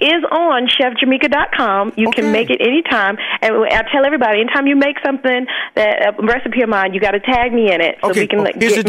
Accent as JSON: {"language": "English", "region": "Alabama", "country": "United States", "tie": "born or raised there", "said": "I grew up born and raised in Alabama, and my family is from like the islands of Jamaica and Trinidad."}